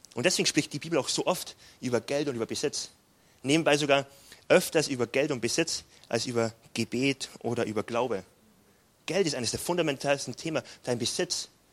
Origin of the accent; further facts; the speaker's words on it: Freilassing, Bavaria, Germany; accent: Bavarian; moved away as an adult; also born or lived in Frankfurt / Gifhorn / Munich; now in Wuppertal, Germany; geboren bin ich in Freilassing bei Salzburg auf der deutschen Seite, also Südbayern, der letzte Punkt von Bayern, Voralpengebiet. Ähm, und davon wurde ich auch ein bisschen geprägt, kommt mein bayerischer Dialekt.